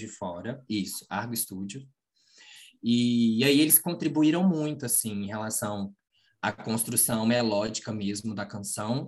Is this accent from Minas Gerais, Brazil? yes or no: yes; Manhuaçu, Minas Gerais, Brazil; moved away as an adult; now in Juiz de Fora, Brazil; na minha cidade é, onde nasci